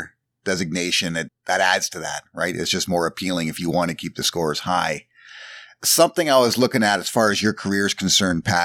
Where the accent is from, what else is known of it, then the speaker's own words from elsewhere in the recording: Toronto, Ontario, Canada; we're from Toronto